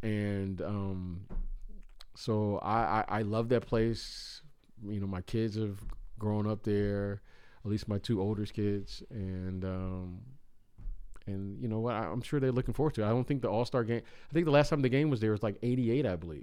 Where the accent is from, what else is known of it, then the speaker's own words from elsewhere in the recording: Chicago, Illinois, United States; moved away; I grew up in Chicago